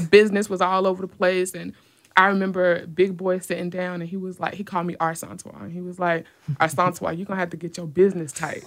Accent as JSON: {"language": "English", "town": "Decatur", "region": "Georgia", "country": "United States", "tie": "born or raised there", "said": "I grew up in Decatur, Georgia"}